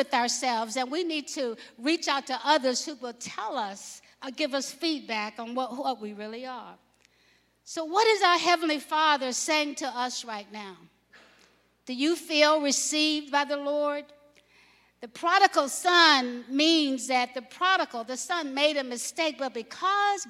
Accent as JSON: {"language": "English", "region": "Alabama", "country": "United States", "tie": "born or raised there", "said": "I grew up in Alabama."}